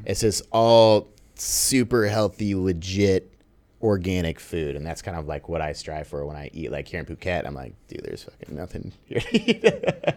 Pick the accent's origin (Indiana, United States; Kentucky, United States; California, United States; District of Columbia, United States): California, United States; San Diego; also born or lived in Los Angeles; now in Bali, Indonesia; I'm from San Diego. Lived there for eight years